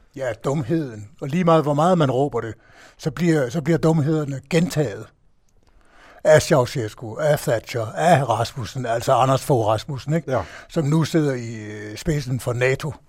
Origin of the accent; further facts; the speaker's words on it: Denmark; vi i Danmark